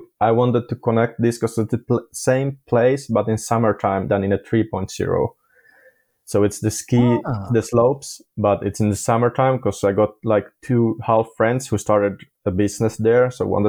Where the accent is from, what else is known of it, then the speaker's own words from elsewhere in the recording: Ireland; because I'm from Ireland also